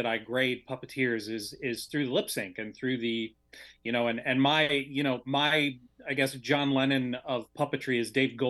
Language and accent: English; Michigan, United States; I'm from Michigan